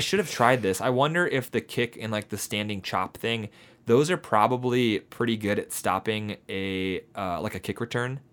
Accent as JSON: {"language": "English", "area": "near Detroit", "region": "Southeast Michigan", "country": "United States", "said": "we are from the Southeast Michigan area."}